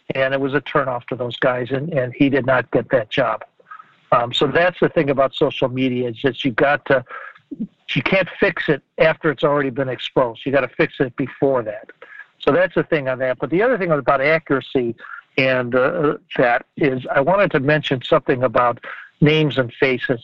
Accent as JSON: {"language": "English", "region": "Ohio", "country": "United States", "tie": "born or raised there", "said": "I grew up in Ohio, and I'm calling you now from Ohio"}